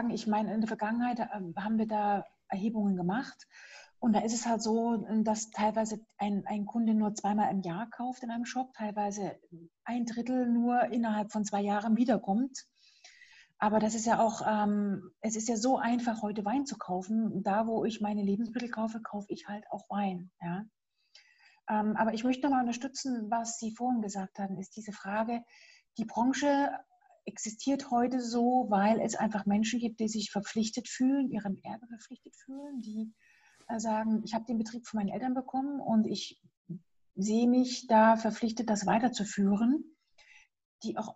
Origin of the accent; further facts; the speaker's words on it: East Germany, Germany; Das kenne ich nur als Ossi. Ähm, ich durfte vorher auch nirgendwo hin.